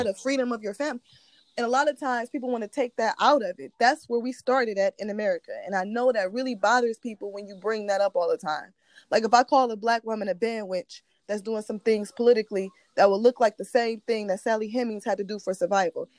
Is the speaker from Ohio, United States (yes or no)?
yes; Ohio, United States; I'm from Ohio